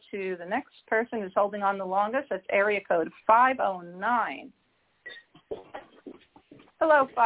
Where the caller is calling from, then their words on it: Washington, United States; I'm calling from Washington State.